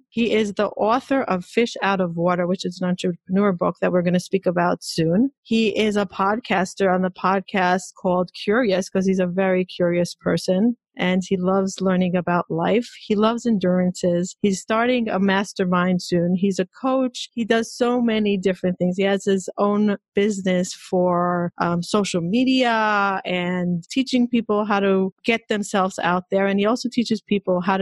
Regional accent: Israel; moved away; I grew up in Israel, extremely Orthodox

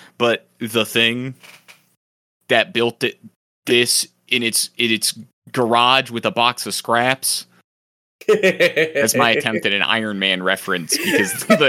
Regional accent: Buenos Aires, Argentina; I'm from Buenos Aires, and I say, kill them all.

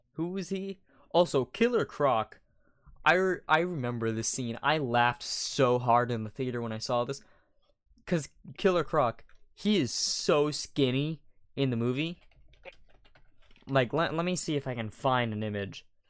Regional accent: United States; I'm American

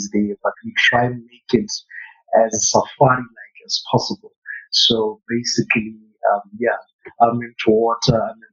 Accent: Botswana; born and raised in Botswana, but I've been around

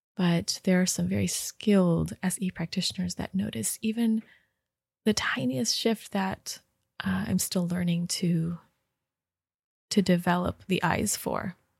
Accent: Rochester Hills, Michigan, United States; moved away; in Michigan, in my home state and home, home, um, city, Rochester Hills, Michigan

